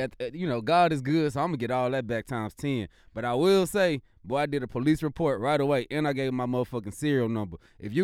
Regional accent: Missouri City, Texas, United States; I grew up in Mo City, Texas. You know, I'm a Mo City Southside baby. My pops lived in South Park, off South Seas, and my grandma in Herm Clark. So I'm legit Mo City Southside, Houston, Texas, born and raised

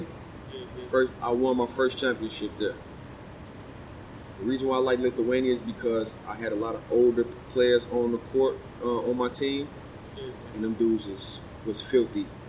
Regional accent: Chicago, Illinois, United States; I'm from Chicago

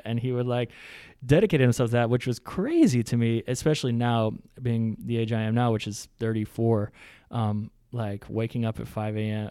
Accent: Louisiana, United States; I'm from Louisiana, I got a bunch of cousins who are, who are cattle folk.

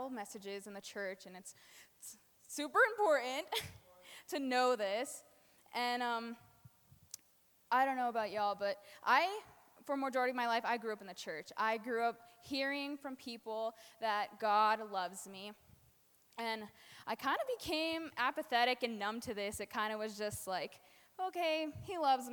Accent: New Mexico, United States; now in Colorado, United States; I am from New Mexico.

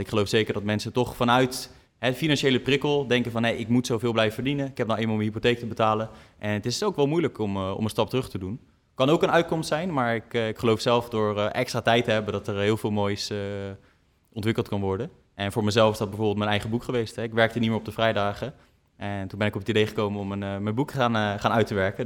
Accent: Netherlands; ons als Nederlanders

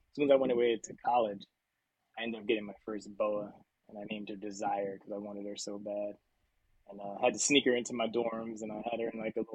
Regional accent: New York, United States; I grew up in New York

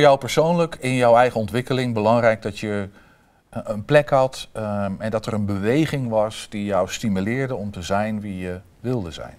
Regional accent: Vroomshoop, Overijssel, Netherlands; ik ben opgegroeid in Vrooms Hoop

